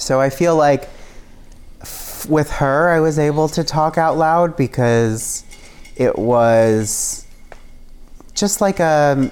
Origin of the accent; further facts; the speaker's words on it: New York, United States; I'm Italian, and I was, like, I grew up in New York